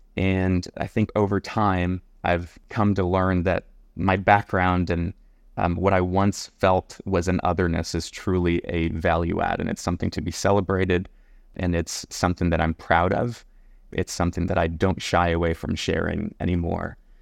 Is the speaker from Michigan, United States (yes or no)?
no; Palmview, Texas, United States; moved away as an adult; also born or lived in McAllen, Texas / Mission, Texas / Edinburg, Texas / La Joya, Texas; now in San Antonio, United States; I was born in McAllen. I was raised in Palm View